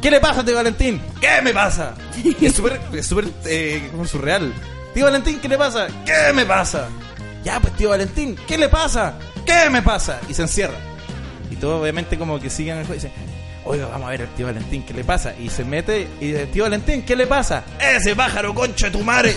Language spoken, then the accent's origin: Spanish; Chile; Me formaron como persona, eh, como humano, como chileno